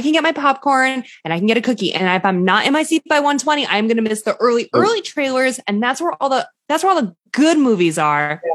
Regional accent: an affluent suburb of Boston, Massachusetts, United States; my hometown, It's like a, an affluent suburb of Boston

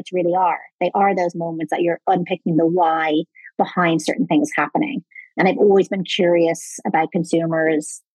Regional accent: Ireland; moved away; I am Irish originally

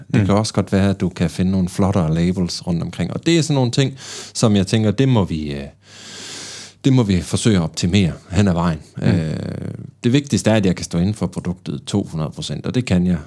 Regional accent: Bergen, Vestland, Norway; accent: Bergen Norwegian; jeg er fra Bergen

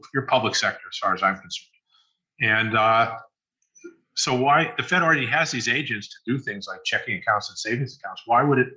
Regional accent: United States; I'm an American here

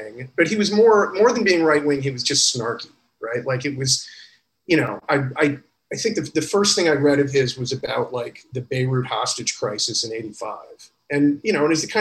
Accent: Freeport, Illinois, United States; moved away as an adult; I grew up in Illinois in the 80s

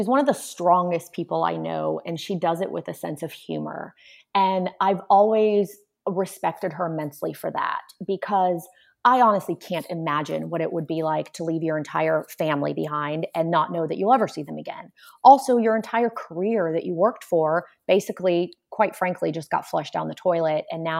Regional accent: Warsaw, Masovian Voivodeship, Poland; My mom also did not drive a car, because we came from Warsaw, Poland, where public transportation is really what everyone uses.

